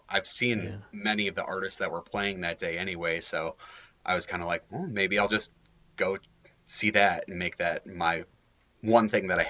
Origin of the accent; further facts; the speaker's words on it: Minnesota, United States; we're from Minnesota